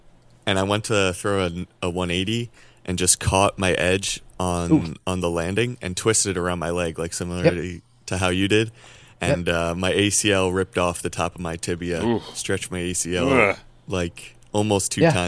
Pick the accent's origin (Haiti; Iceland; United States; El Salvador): United States; New York; I'm actually from the Westchester area initially, so not very far.